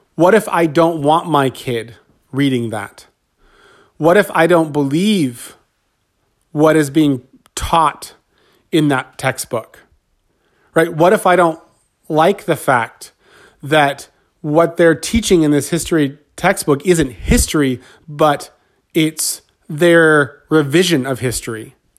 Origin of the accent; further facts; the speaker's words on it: Southern California, United States; I grew up in Southern California